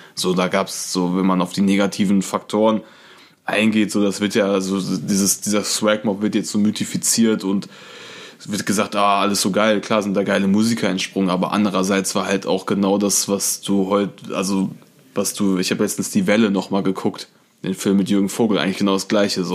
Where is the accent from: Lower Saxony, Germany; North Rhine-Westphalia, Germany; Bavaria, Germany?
North Rhine-Westphalia, Germany; Issum; Ich komme ja aus Issum. Issumistan? Issumistan, genau. Und äh, ist an der holländischen Grenze.